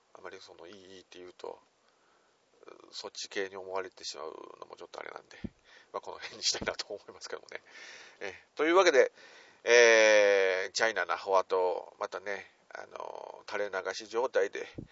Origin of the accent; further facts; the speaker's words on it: Nagoya, Aichi, Japan; 地元名古屋からなかなか抜け出すことができません